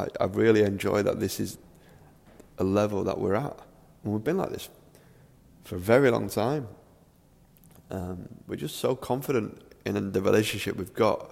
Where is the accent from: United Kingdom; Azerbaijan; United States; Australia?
United Kingdom; Manchester, North West England; I'm from Manchester, I live in Manchester.